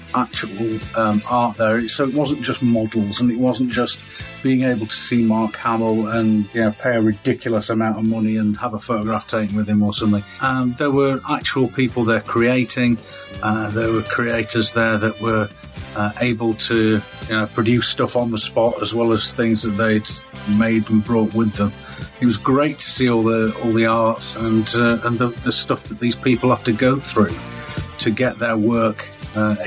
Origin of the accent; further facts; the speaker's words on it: United Kingdom; But we are British